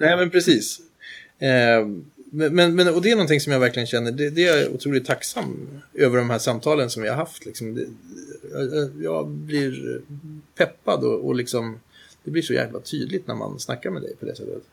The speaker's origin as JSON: {"language": "Swedish", "country": "Sweden", "said": "som svensk"}